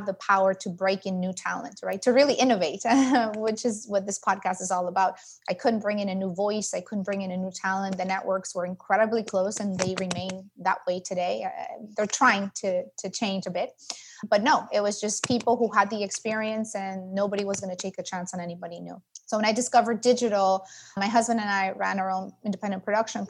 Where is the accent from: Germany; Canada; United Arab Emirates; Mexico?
Mexico; moved away as an adult; now in Los Angeles, United States; I am originally from Mexico, so I'm a very proud Latina and immigrant entrepreneur, but lived in the States for over 25 years now. I live in Los Angeles.